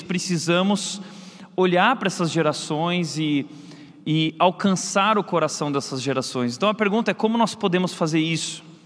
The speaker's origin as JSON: {"language": "Portuguese", "region": "Rio Grande do Sul", "country": "Brazil", "said": "eu sou gaúcho, também sou lá do Rio Grande do Sul"}